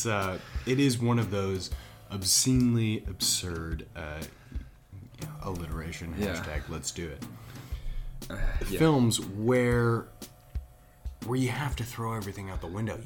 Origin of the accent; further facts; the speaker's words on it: United States; me as an American